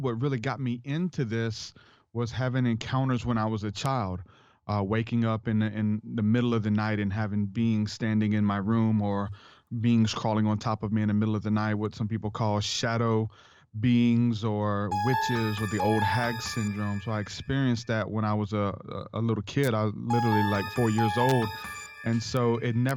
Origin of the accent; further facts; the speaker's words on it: New Orleans, Louisiana, United States; I'm from New Orleans, Louisiana